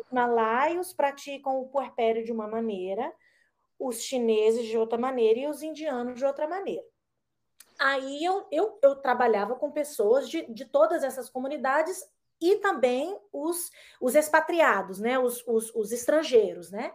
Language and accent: Portuguese; Brasília, Federal District, Brazil; moved away as an adult; also born or lived in Malaysia; now in California, United States; lá no Brasil, quando sou de Brasília